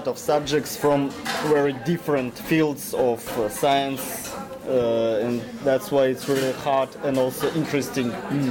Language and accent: English; Russia; English is a second language; moved away as an adult; now in Czech Republic; Well, I'm from Russia. I'm here to study Czech language, and after that I'm going to study at Czech university.